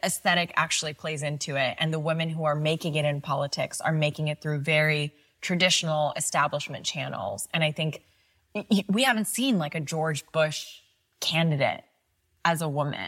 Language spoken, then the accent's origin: English; Pakistan; now in United States; growing up in Pakistan